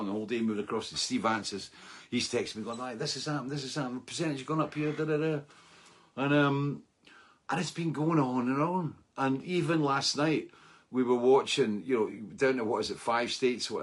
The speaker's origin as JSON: {"language": "English", "region": "Scotland", "country": "United Kingdom", "said": "being Scottish"}